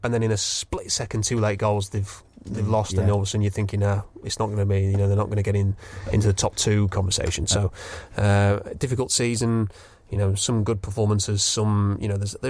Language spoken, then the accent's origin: English; Yorkshire and the Humber, United Kingdom; I grew up in South Yorkshire